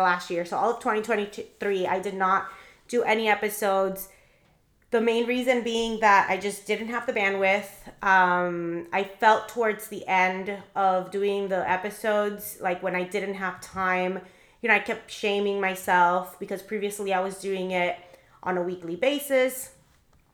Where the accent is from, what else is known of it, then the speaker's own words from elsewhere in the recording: Miami, Florida, United States; I'm actually from Miami. I was raised in Miami